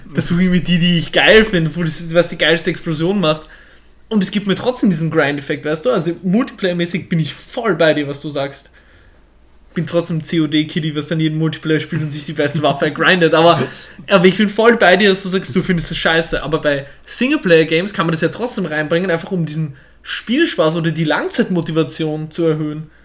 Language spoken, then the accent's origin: German; Vienna, Austria; accent: Viennese; ich spreche wienerisch